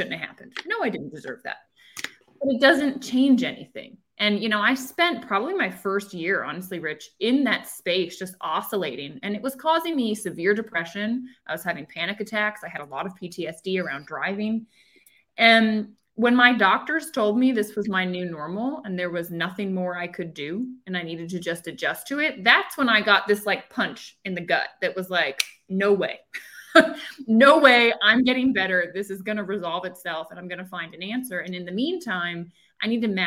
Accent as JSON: {"language": "English", "town": "Annapolis", "region": "Maryland", "country": "United States", "tie": "born or raised there", "also_born_or_lived": "Charlottesville, Virginia", "said": "So I grew up in Maryland. I grew up right outside of Annapolis, Maryland"}